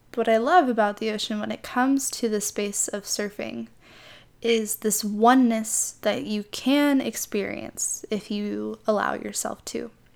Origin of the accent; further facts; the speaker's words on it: Midwest, United States; moved away as an adult; now in California, United States; I grew up in the Midwest, so the closest body of water to me was Lake Michigan